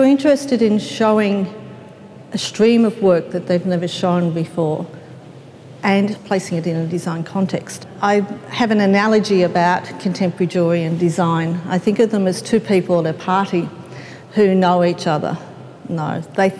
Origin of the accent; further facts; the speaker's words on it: Melbourne, Victoria, Australia; I come from Melbourne